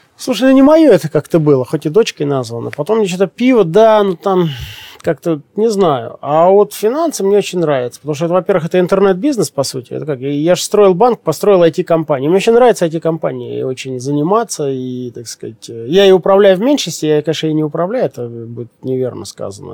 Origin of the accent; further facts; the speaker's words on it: Siberia, Russia; Я тоже сибиряк